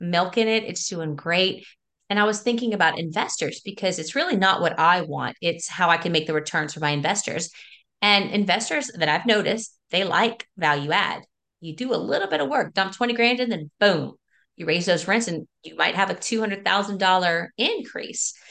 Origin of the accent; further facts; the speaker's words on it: South Louisiana, United States; that I grew up in, my parents built it. And I'm from South Louisiana